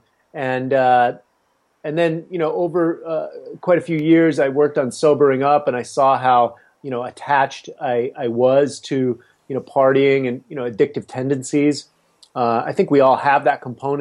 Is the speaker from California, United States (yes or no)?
yes; San Francisco, California, United States; I grew up in the Haight-Ashbury in the 60s